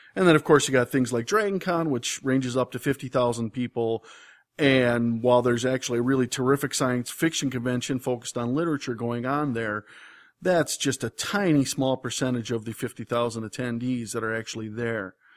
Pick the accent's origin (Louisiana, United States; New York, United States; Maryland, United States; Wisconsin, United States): Wisconsin, United States; I grew up in Wisconsin